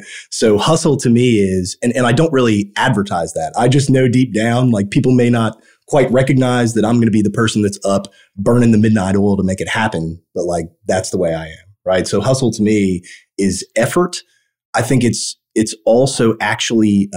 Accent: Evansville, Indiana, United States; I grew up in Evansville, Indiana

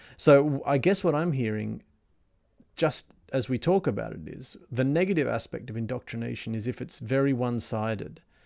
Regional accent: Australia; also born or lived in Germany; now in Sydney, Australia; as an Australian growing up, the idea of wearing socks inside your sandals seemed a ludicrous and laughable idea

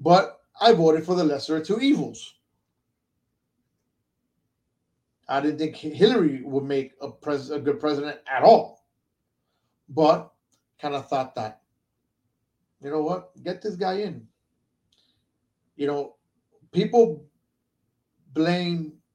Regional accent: United States; I was born here in the States

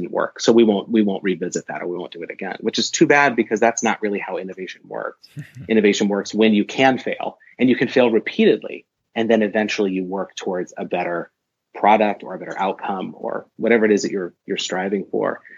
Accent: Portland, Oregon, United States; moved away as an adult; also born or lived in Madison, Wisconsin / Washington State; I ended up at the University of Portland, which is in my hometown

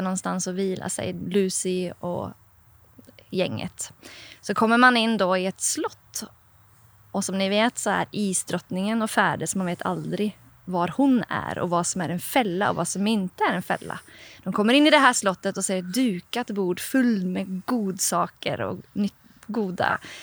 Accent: Oslo, Norway; Swedish is a second language; now in Sweden; Jag kommer ju själv från Norge om ni hör min lite speciella accent ibland så här, för att jag är en norsk jente från Oslo

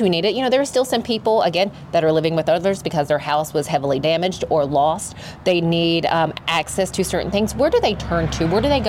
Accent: White Bluff, Tennessee, United States; this is White Bluff is my hometown.

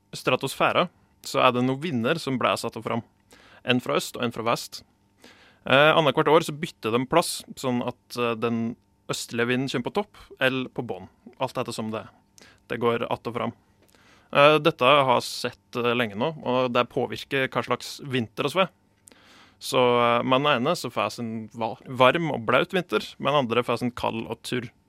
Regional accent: Gudbrandsdalen, Innlandet, Norway; God gammeldags gudbrandsdøl

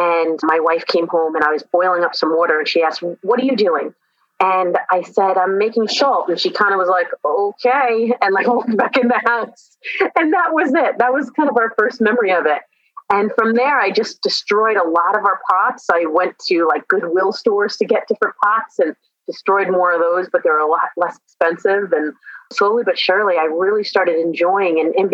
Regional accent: Long Island, New York, United States; moved away as an adult; also born or lived in Vermont; now in St. Petersburg, United States; Specifically Long Island, New York.

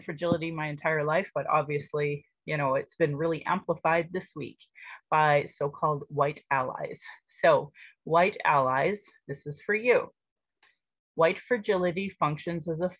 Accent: Calgary, Alberta, Canada; I was born in Calgary, or in Blackfoot, Mokinstis

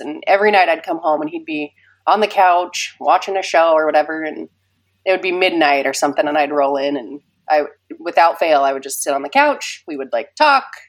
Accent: Kaysville, Utah, United States; also born or lived in Ogden, Utah; I was raised in Kaysville, and I lived in the same house my whole life until I got married

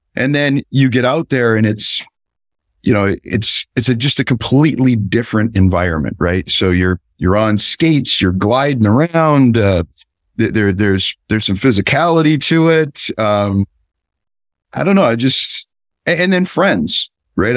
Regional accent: Southern California, United States; I grew up in Southern California

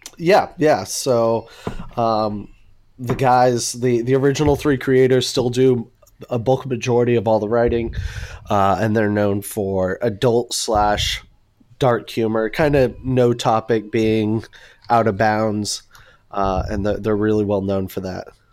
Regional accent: Houston, Texas, United States; now in Dallas, United States; I'm originally from Houston, but been in Dallas since two thousand seven

